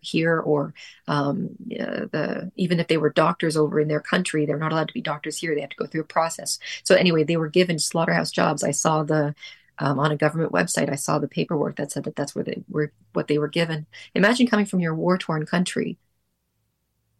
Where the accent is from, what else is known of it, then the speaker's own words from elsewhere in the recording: Ottawa, Ontario, Canada; now in Montreal, Canada; I'm from Ottawa originally